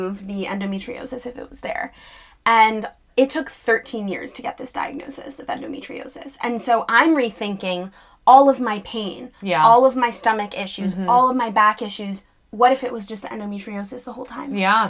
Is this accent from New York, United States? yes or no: yes; New York City, New York, United States; So I grew up in New York City, luckily